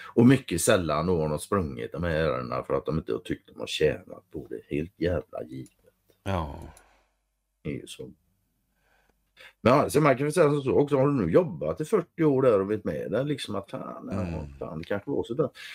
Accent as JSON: {"language": "Swedish", "country": "Sweden", "said": "Jag är svensk"}